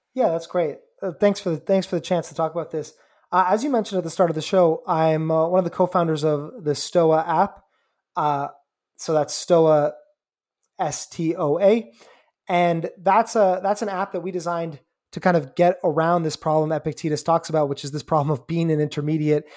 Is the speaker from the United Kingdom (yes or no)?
no; Canada; I'm Canadian